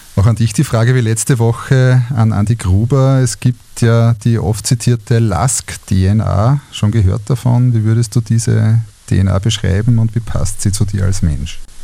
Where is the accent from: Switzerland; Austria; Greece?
Austria; Linz, Upper Austria; meiner Heimatstadt